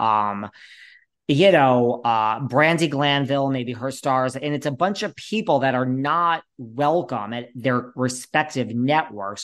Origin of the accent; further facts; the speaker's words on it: Connecticut, United States; moved away; I'm actually originally from Connecticut